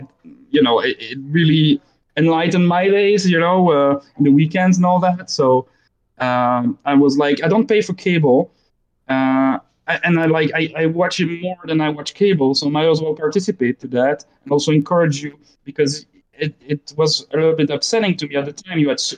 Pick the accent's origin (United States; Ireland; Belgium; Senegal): Belgium; born there; accent: Belgian French, Canadian French; English is a second language; so I was born in Belgium as well, so there's some and it's French, so there's some Belgian French, Canadian French in my accent